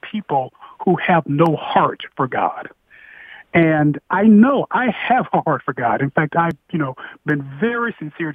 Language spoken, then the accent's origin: English; Indiana, United States; I'm from Indiana